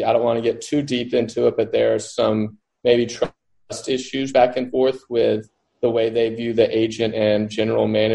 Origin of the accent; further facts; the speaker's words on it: Mississippi Delta, United States; I grew up in the Mississippi Delta